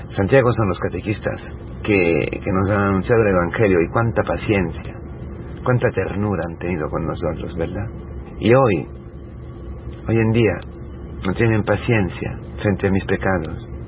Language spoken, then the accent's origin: Spanish; Italy; Spanish is a second language; moved away; siendo italiano